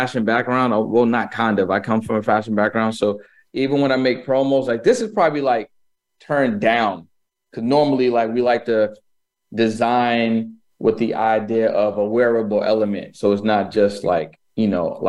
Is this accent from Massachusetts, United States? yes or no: yes; Boston, Massachusetts, United States; I was born in Boston, Massachusetts